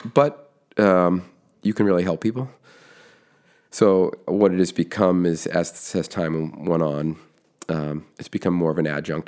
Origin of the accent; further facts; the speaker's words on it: Foxborough, Massachusetts, United States; now in West Roxbury, United States; grew up in Foxborough, Massachusetts